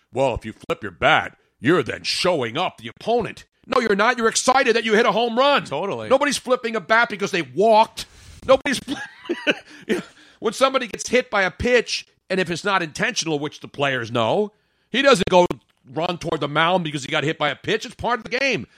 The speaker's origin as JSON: {"language": "English", "town": "Philadelphia", "region": "Pennsylvania", "country": "United States", "tie": "born or raised there", "said": "am born and raised in Philly"}